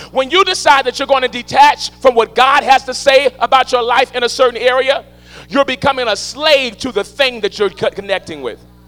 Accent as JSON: {"language": "English", "town": "New Orleans", "region": "Louisiana", "country": "United States", "said": "I come from New Orleans, Louisiana"}